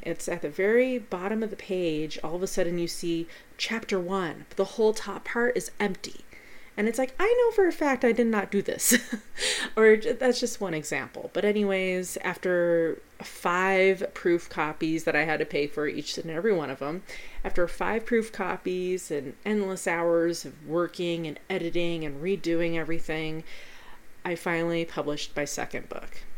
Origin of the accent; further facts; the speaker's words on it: Pueblo, Colorado, United States; here in my hometown of Pueblo, Colorado